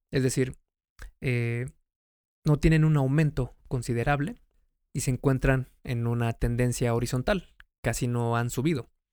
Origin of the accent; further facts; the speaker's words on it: Mexico; México, que es el país de donde soy